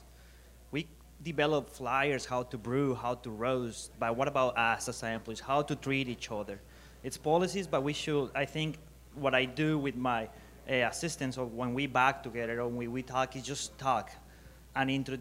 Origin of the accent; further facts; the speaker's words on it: Colombia; moved away; I'm from Colombia, different culture, different way I grew up than here